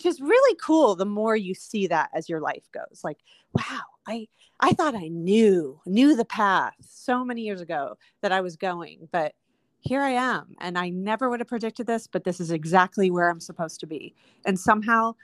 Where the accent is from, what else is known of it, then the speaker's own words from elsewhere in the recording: Des Moines, Iowa, United States; moved away; also born or lived in Seattle; growing up in Des Moines